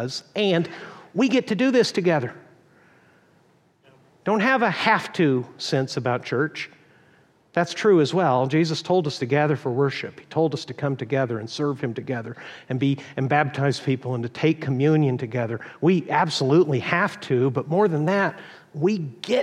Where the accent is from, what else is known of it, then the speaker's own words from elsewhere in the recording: Texas, United States; moved away; I was born in Texas